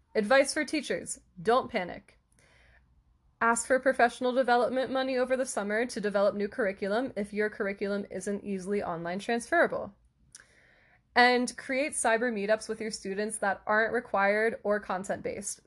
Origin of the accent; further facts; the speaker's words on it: near Philadelphia, Pennsylvania, United States; in Philadelphia, which is where, near where I'm from